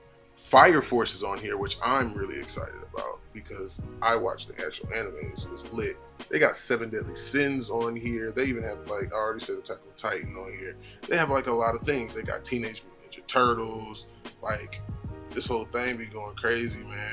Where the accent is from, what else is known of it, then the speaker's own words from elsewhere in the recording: Georgia, United States; I'm from Georgia